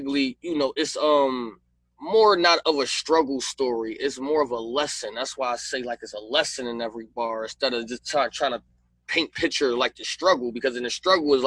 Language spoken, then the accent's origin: English; Philadelphia, Pennsylvania, United States; I'm from Philly